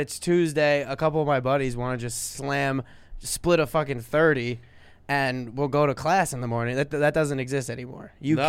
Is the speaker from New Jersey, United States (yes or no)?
yes; Sayreville, New Jersey, United States; We're from Sayreville, New Jersey.